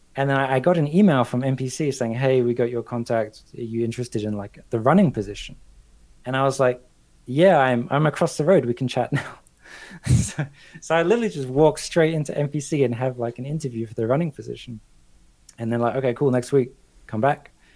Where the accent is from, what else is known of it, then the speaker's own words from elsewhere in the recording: Australia; moved away as an adult; also born or lived in London; I'm Australian, but I also have like a British passport.